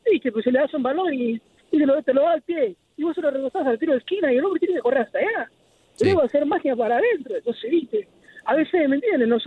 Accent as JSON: {"language": "Spanish", "country": "Argentina", "said": "como argentino, como yo"}